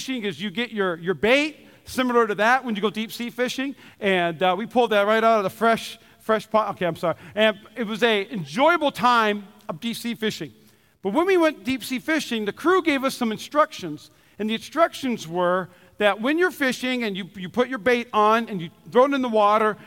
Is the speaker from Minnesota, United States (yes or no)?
yes; Minnesota, United States; I'm from Minnesota